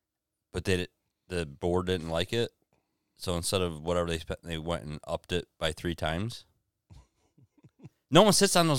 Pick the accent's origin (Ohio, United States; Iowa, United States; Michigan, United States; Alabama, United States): Michigan, United States; Deerfield; moved away as an adult; now in Blissfield, United States; we come from poorer areas. I come from Deerfield.